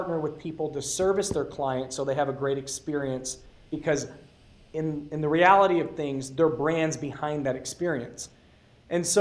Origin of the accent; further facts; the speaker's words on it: Detroit, Michigan, United States; now in Arizona, United States; I come from Metro Detroit, and I was raised in South Detroit